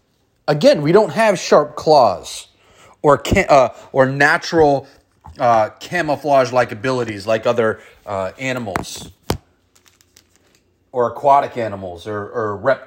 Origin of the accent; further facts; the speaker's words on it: San Francisco, California, United States; I grew up in San Francisco on 9th and Market, on inner city, in the inner city, in the Tenderloin.